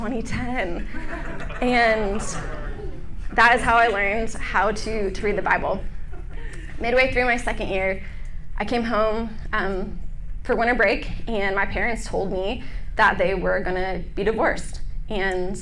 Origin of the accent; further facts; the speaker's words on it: Northern Virginia, United States; also born or lived in Charlottesville, Virginia; I'm from Northern Virginia.